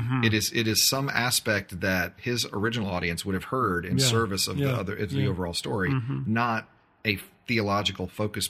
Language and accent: English; United States; from an American perspective